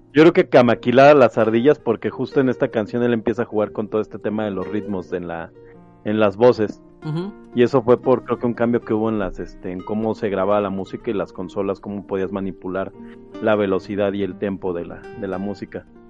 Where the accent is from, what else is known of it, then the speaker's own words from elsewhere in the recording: Mexico; yo soy de aquí de México